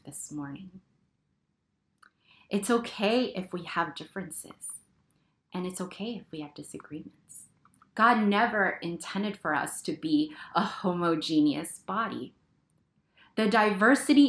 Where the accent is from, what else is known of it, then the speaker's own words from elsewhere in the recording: United States; We belong here. We are citizens of this country. We are American.